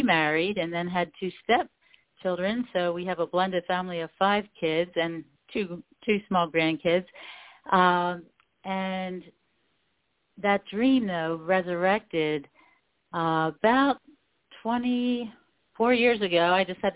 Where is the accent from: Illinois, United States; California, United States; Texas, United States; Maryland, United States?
Maryland, United States; Baltimore; also born or lived in Cecil County, Maryland; I was born and raised in Baltimore.